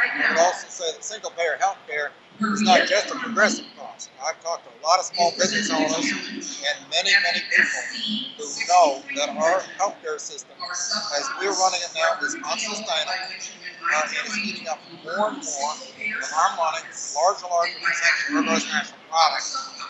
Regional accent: Central Illinois, United States; now in Minnesota, United States; I grew up in Central Illinois.

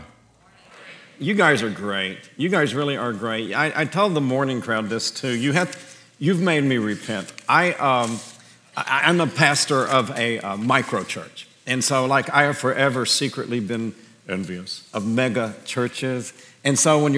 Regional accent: Birmingham, Alabama, United States; I was born as a Greek Christian in deep southern fried Birmingham, Alabama

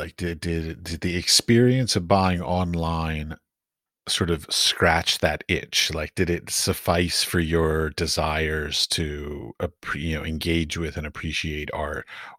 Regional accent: United States; now in Prague, Czechia; The reason why I say this is because I'm from the United States, but I live currently in Prague, and I find that the Prague art market is not very receptive to outsiders.

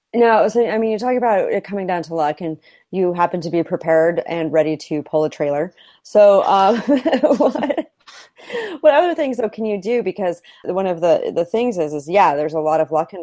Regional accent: Idaho, United States; growing up in Idaho

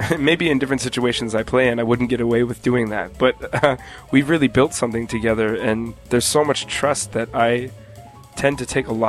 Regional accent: Denver, Colorado, United States; moved away as an adult; also born or lived in New York; I'm from Denver, Colorado, and I grew up there

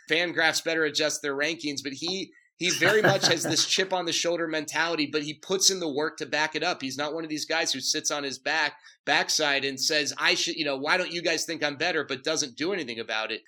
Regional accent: Dallas, Texas, United States; moved away as an adult; also born or lived in California; born and raised in Dallas. I went to school in California, ah. but I uh, grew up grew up in Dallas

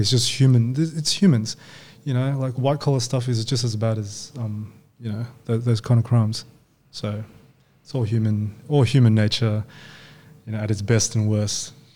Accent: Australia; also born or lived in Hong Kong; I was born in Hong Kong. Yeah. And then um, parents um, immigrated over to Australia when I was five. Yeah. Nice. Um, and yeah, so we've been here ever since

